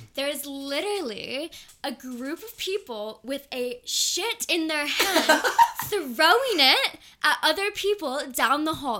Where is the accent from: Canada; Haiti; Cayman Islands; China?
Cayman Islands; moved away as an adult; also born or lived in California; now in London, United Kingdom; I grew up in the Cayman mm, Islands